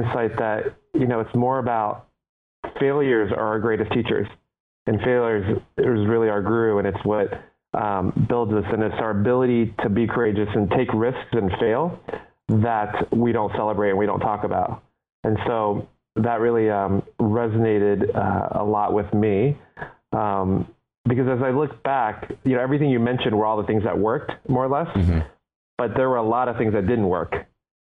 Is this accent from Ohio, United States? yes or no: yes; Cincinnati, Ohio, United States; born or raised there; English is a second language; also born or lived in Taipei, Taiwan